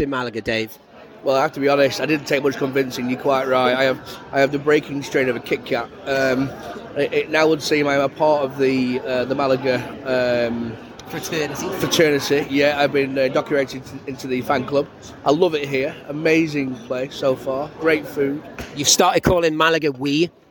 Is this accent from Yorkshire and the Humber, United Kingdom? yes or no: no; Preston, North West England, United Kingdom; I'm from Preston